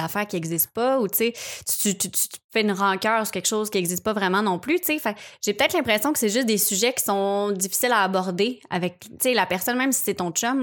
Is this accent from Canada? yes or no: yes; Charlemagne, Quebec, Canada; je viens de Repentigny, ben, de Charlemagne, juste à côté